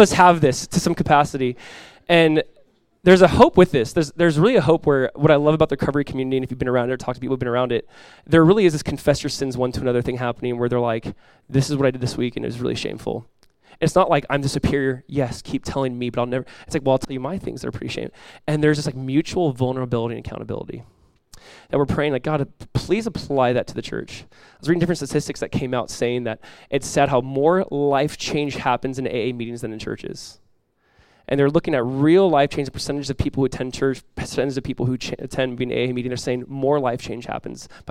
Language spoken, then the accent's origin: English; United States; We're American Christians